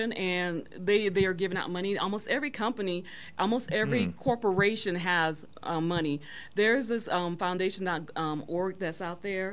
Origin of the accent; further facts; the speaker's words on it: Colorado Springs, Colorado, United States; I grew up in Colorado Springs